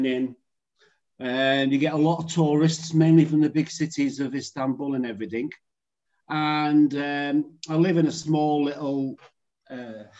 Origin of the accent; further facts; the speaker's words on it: Liverpool, North West England, United Kingdom; moved away as an adult; also born or lived in near St Helens; now in Cyprus; So I was originally from Liverpool. And then moved out to sort of somewhere not that far from St. Helens when I was younger